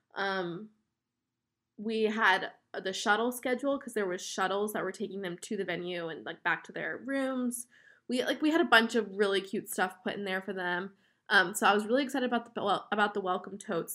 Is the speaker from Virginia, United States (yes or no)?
no; West Palm Beach, Florida, United States; we are from West Palm Beach, Florida, which is, like, South Florida, in between Orlando and Miami